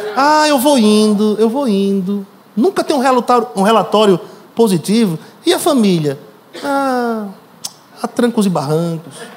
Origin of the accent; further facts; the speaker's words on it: Natal, Rio Grande do Norte, Brazil; moved away as an adult; now in São Paulo, Brazil; A minha cidade, Natal, é Natal, Rio Grande do Norte. Eu vim de Natal, Rio Grande do Norte.